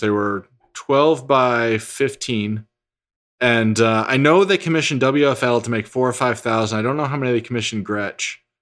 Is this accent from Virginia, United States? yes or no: no; New Hampshire, United States; also born or lived in Texas; I was born in Texas, was there until, I think I was nine. We, my family moved to New Hampshire